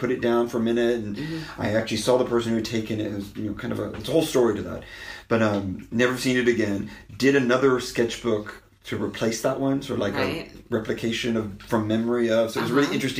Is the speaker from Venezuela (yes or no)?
no; Arkansas, United States; also born or lived in Germany; Well, I'm from Arkansas. Right, my family's from Arkansas, but I grew up on a military basis because my dad was in the military. So my first memories are of Germany.